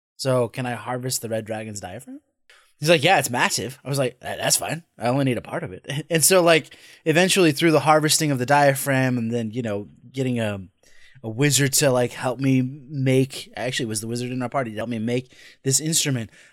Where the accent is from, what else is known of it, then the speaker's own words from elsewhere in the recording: Scotland, United Kingdom; I'm Scottish